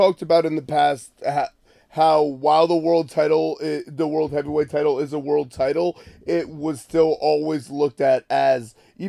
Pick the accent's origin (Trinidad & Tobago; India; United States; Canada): Canada; So he's Canadian, like I'm Canadian.